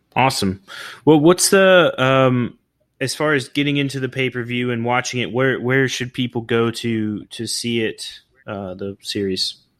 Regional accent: Oklahoma, United States; also born or lived in California; now in Florida Keys, United States; I'm originally from Oklahoma.

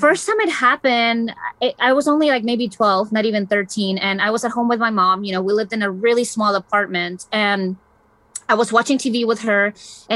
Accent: Chile; moved away; I was born and raised in Chile

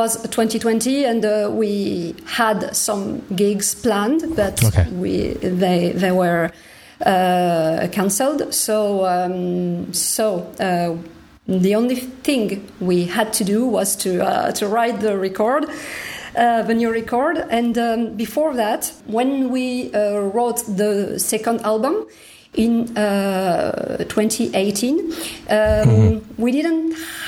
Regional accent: Toulouse, Occitania, France; my hometown, Toulouse

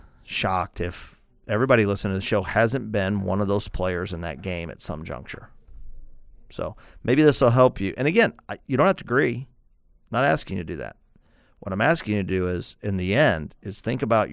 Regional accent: St. Louis, Missouri, United States; I'm from St. Louis, the Cardinals in the 80s

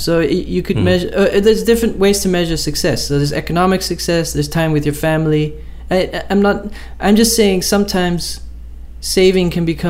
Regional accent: Netherlands; I'm from the Netherlands and from a farmer's family

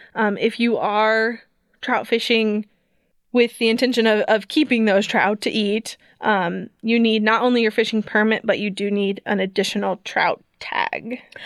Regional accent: Columbia, Missouri, United States; I grew up in Columbia

